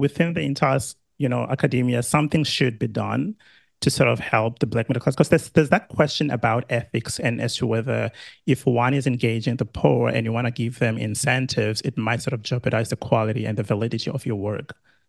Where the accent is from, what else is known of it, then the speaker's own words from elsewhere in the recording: South Africa; now in Australia; I'm South African, living in Australia.